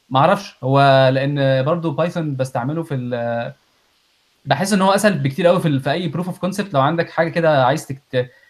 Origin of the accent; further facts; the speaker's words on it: Egypt; moved away; طلعنا من مصر